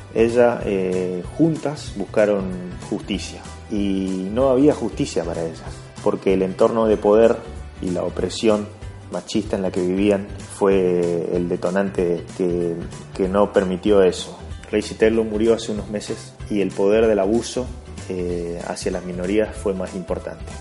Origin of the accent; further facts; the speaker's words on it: Argentina; En Argentina, en mi país